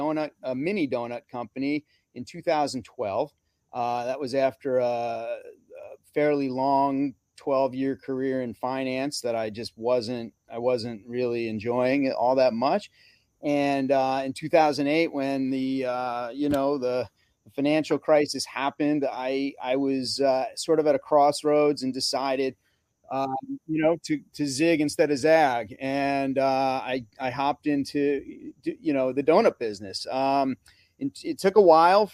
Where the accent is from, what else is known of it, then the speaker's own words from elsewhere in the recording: Northeast, United States; growing up in the Northeast, I would go apple picking as a kid with my family